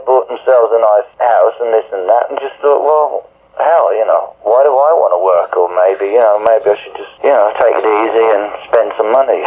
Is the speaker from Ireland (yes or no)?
no; Birmingham, West Midlands, United Kingdom; I'm from Birmingham.